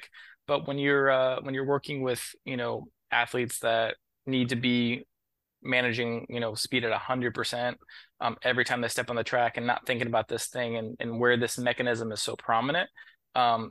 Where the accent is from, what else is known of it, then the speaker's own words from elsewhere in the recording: Columbus, Ohio, United States; moved away as an adult; also born or lived in Dayton, Ohio / Maryland; now in Washington, D.C., United States; I'm originally from Columbus, Ohio. I grew up there